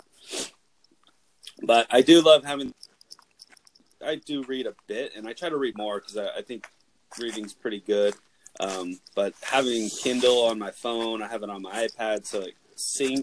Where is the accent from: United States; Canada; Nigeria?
United States; Santa Clara County, California; now in Monterey County, United States; I belong to the library where I grew up in Santa Clara County and then down here in Monterey County